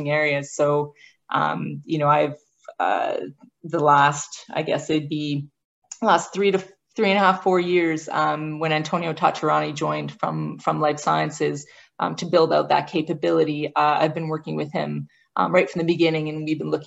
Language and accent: English; Western Canada, Alberta, Canada; moved away; I grew up in Western Canada. So it was actually back in Alberta